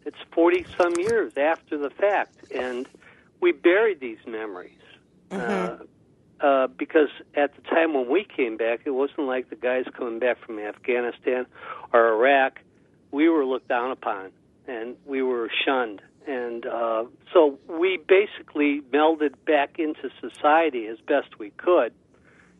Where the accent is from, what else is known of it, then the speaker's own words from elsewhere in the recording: Cleveland, Ohio, United States; moved away as an adult; I was born in Cleveland, Ohio, back in 1947